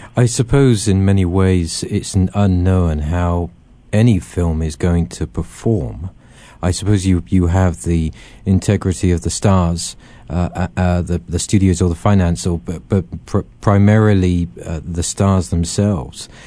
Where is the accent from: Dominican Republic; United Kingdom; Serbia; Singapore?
United Kingdom; England; being this Englishman and growing up with them